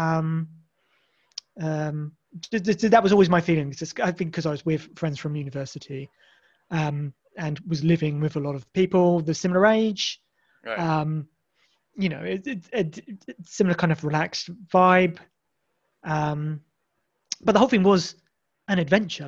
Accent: Isle of Wight, South East England, United Kingdom; I'm from the Isle of Wight.

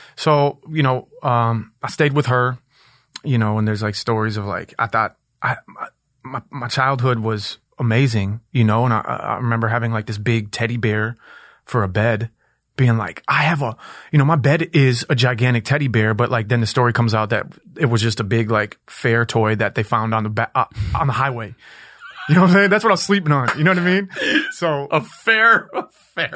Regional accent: Minneapolis, Minnesota, United States; I was born in Minneapolis uh, in Powderhorn which was like a super super hood place in the in the in the uh, 80s and 90s.

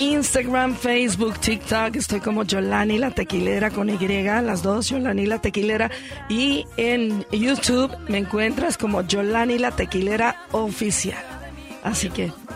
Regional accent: Unión de Tula, Jalisco, Mexico; Unión de Tula, Jalisco, que es mi pueblo

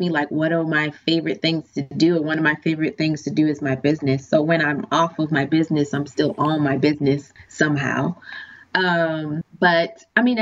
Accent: Boston, Massachusetts, United States; moved away as an adult; now in Washington, D.C., United States; I'm originally from Boston.

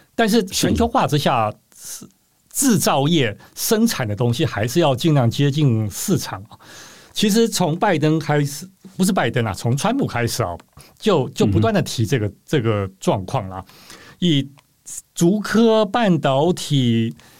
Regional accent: Taiwan; 我们台湾这边当然很多的讨论啊

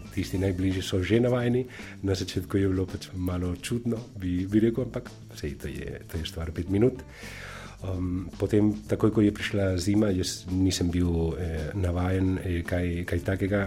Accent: Valencia, Valencian Community, Spain; Slovenian is a second language; now in Slovenia; prihajam iz, eh, iz Valencije, iz Španije

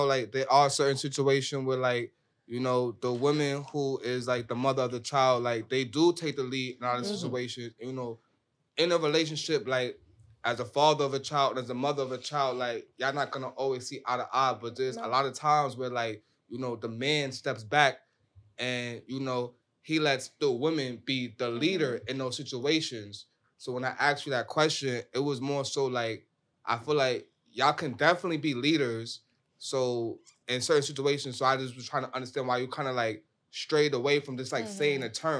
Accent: Brooklyn, New York, United States; I'm from Brooklyn, New York.

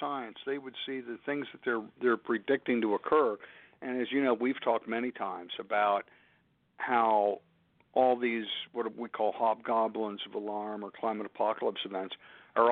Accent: Pennsylvania, United States; my home state of Pennsylvania

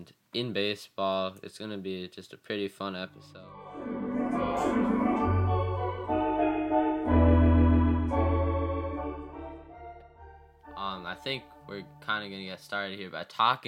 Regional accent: New York, United States; moved away; I'm from New York originally

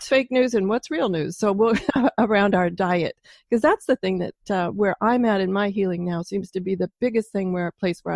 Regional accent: Pacific Northwest, United States; I'm from the Pacific Northwest

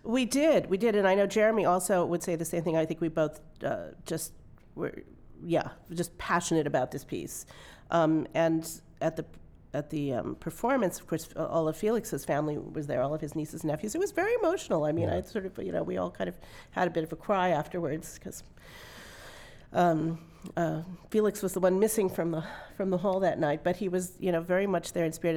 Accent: Santa Monica, California, United States; I grew up in Santa Monica

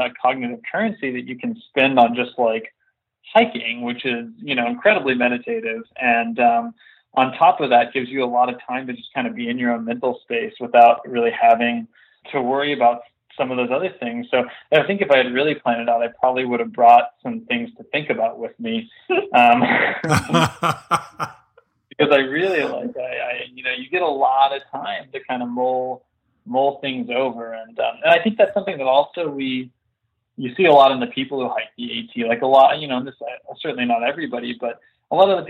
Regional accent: Texas, United States; I grew up in Texas and we used to hike a lot in the wildernesses of, you know, kind of West Texas and and New Mexico

